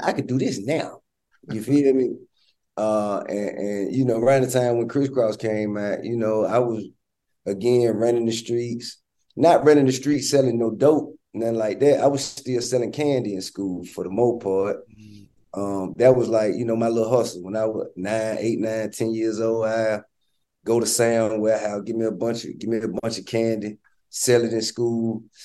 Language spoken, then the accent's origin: English; Atlanta, Georgia, United States; I'm from Bankhead, and you know my my grandmama and all my family have been based there all my life.